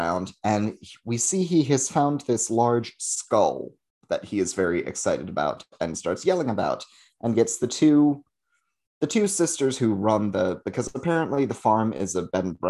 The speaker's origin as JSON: {"language": "English", "country": "United Kingdom", "said": "we're British and we eat terrible things."}